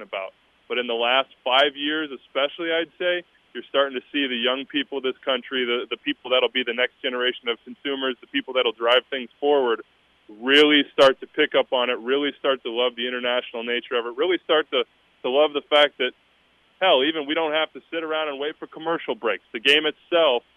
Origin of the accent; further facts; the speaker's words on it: Kansas, United States; I'm from Kansas